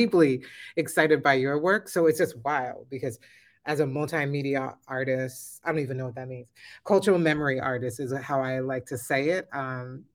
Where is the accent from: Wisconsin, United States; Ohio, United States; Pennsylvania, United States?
Pennsylvania, United States; Philadelphia; I was born in 1970 in Philadelphia